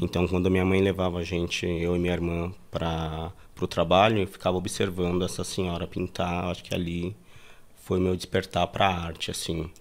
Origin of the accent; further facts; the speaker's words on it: São Paulo, Brazil; also born or lived in Bahia; eu nasci em Itabu, na Bahia. Vim para São Paulo com 5, 6 anos de idade